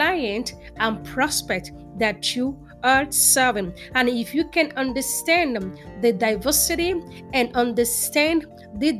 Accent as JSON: {"language": "English", "country": "Nigeria", "tie": "born or raised there", "also_born_or_lived": "New York, United States", "moved": "as an adult", "lives_now": "Houston, United States", "said": "was born and raised in Nigeria and came to the United States in 2003. I've lived in New York for almost 12 years and then to Houston, Texas"}